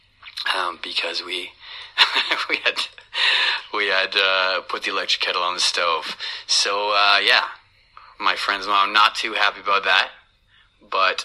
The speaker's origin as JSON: {"language": "English", "country": "Canada", "said": "I'm from Canada"}